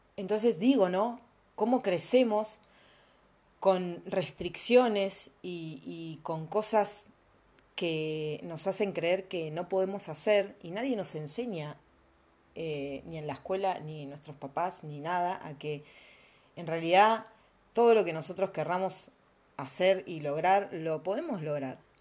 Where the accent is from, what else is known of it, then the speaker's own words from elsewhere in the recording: Argentina; also born or lived in Mexico; nosotros que vivimos acá en Argentina